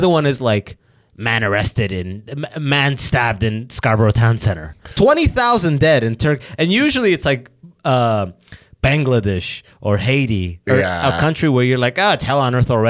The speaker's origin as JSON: {"language": "English", "country": "Sudan", "moved": "yes", "lives_now": "Canada", "said": "I'm from Sudan."}